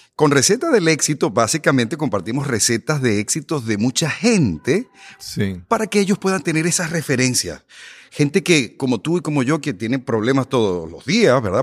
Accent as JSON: {"language": "Spanish", "country": "Venezuela", "moved": "yes", "lives_now": "United States", "said": "yo soy inmigrante, yo soy de Venezuela"}